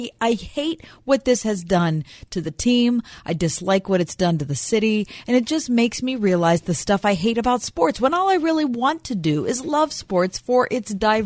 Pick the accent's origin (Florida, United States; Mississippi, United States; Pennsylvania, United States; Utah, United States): Pennsylvania, United States; Ross Township; I grew up in Ross Township.